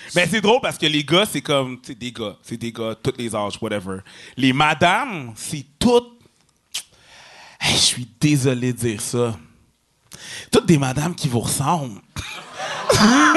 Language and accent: French; Quebec, Canada; on vient du Québec, parce qu'on est québécois